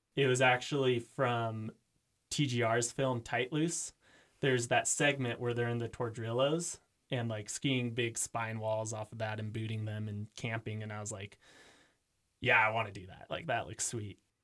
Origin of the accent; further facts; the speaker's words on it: Eugene, Oregon, United States; moved away as an adult; also born or lived in Utah; now in Jackson, United States; I am from Eugene, Oregon